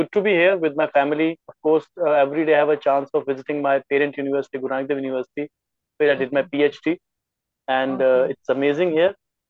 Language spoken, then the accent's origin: English; Amritsar, Punjab, India; Right now, I'm in home, in my hometown, Amritsar.